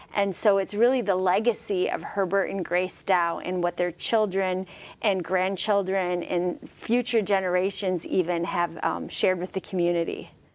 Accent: Freeland, Michigan, United States; I grew up in Freeland, so I have a lot of memories on the river in Freeland

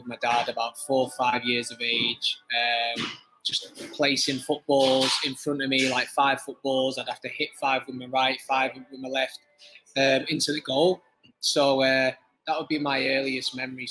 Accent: Widnes, North West England, United Kingdom; I'm from Widnes, so Widnes is a rugby town

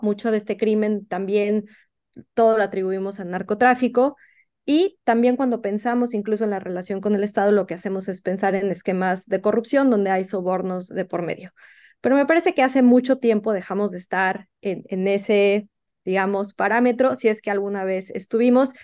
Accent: Mexico; México en el que yo crecí

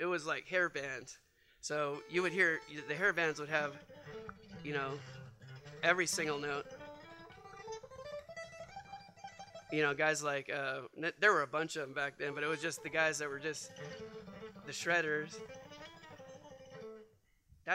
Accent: Bay Area, Northern California, United States; moved away as an adult; also born or lived in Philadelphia; I was in the Bay Area. That's where I grew up.

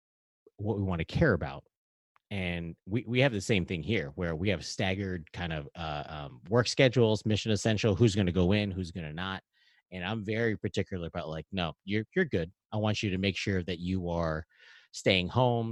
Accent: Hawaii, United States; also born or lived in Alaska; now in Maryland, United States; I'm from Hawaii

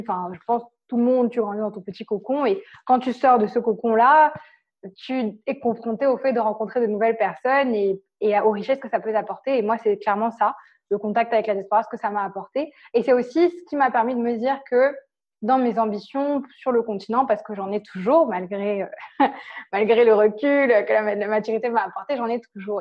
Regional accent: Cameroon; moved away as an adult; now in France; j'ai grandi au Cameroun et j'étais dans une école française

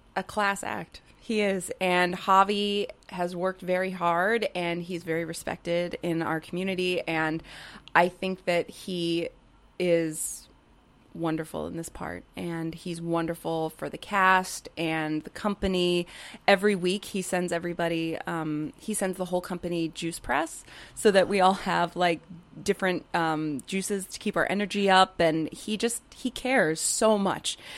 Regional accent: California, United States; growing up in California

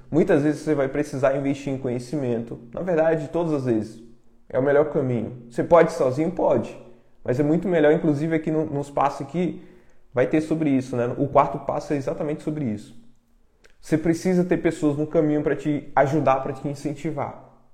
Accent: Brazil; Eu vim da roça, sou do interior

